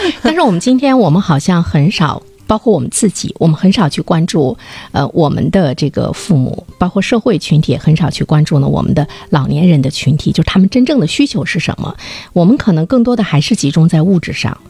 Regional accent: China; 我们中国人

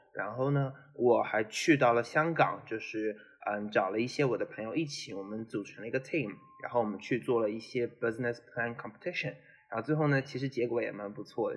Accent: Zhejiang, China; moved away as an adult; also born or lived in Syracuse, United States; 因为我是浙江人嘛

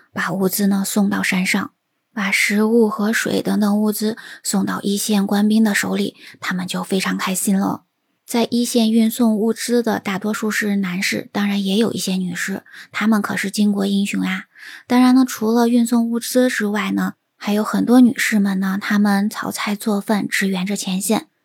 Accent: China; 我们中国人呢，在这样子的团结和凝聚力之下

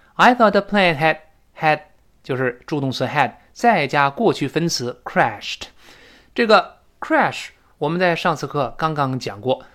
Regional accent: China; 我们中国人

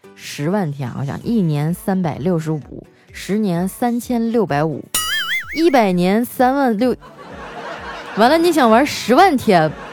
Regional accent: Northeast China, China; 我们东北人

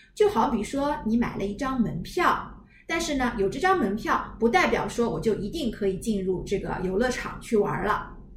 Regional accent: China

